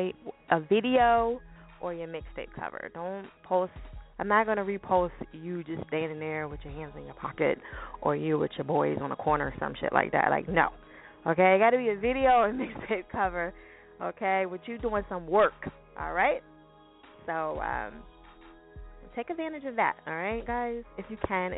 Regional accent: New Jersey, United States; Jersey, my home state, in case y'all do not know. Yes, I am from Jersey

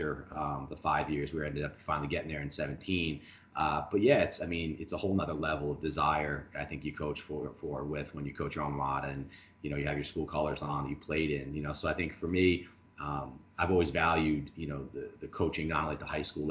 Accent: Long Island, New York, United States; moved away as an adult; growing up on Long Island, you know, I played for St. Dominic

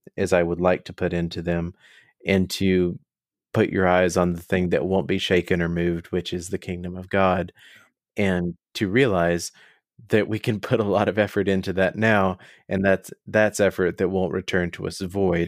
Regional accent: United States; speaking as an American

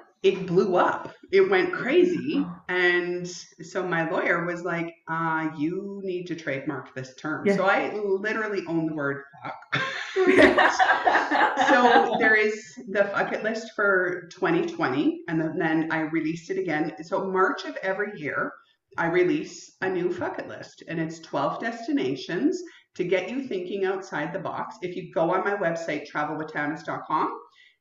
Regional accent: Canada; being Canadian

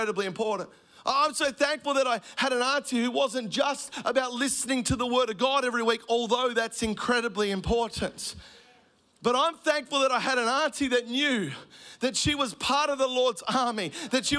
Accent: Melbourne, Victoria, Australia; I grew up in Melbourne, a single mum family.

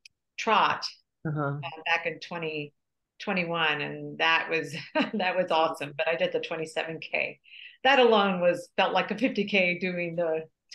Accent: San Antonio, Texas, United States; I am born and raised in San Antonio, Texas.

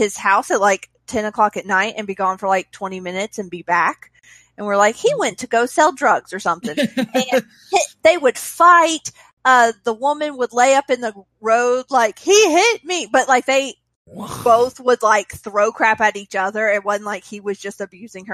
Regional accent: Mississippi, United States; also born or lived in Alabama; I grew up in Mississippi. I lived in Alabama for a little while.

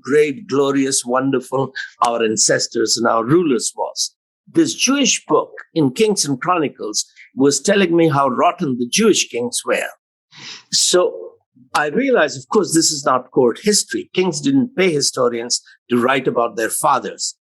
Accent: Allahabad, Uttar Pradesh, India; first language Hindi; English is a second language; I am an Indian young man.

